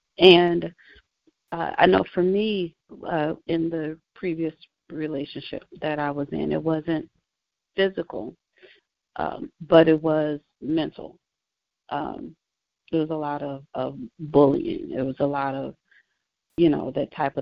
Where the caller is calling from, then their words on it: Indiana, United States; I am calling from Indiana